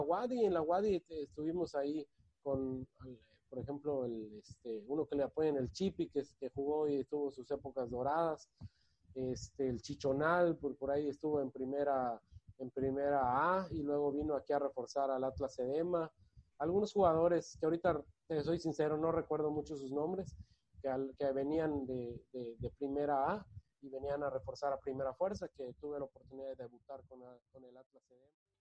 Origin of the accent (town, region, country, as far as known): Yucatán, Mexico; born or raised there; also born or lived in Guadalajara, Jalisco, Mexico